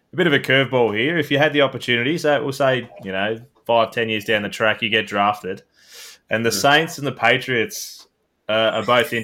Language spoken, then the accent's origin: English; Melbourne, Victoria, Australia; we're both from Melbourne.